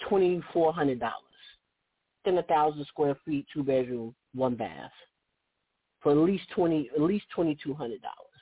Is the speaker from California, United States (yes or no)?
yes; Oakland, California, United States; my hometown of Oakland